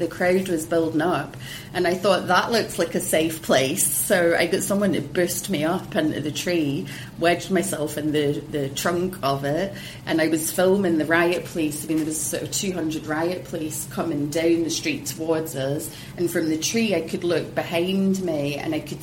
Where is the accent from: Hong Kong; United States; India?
Hong Kong; I was raised in Hong Kong